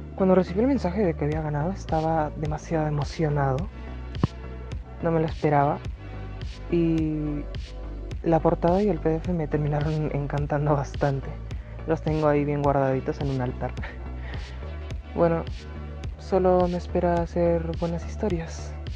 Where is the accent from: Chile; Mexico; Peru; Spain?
Peru; Tengo 14 años, soy de Perú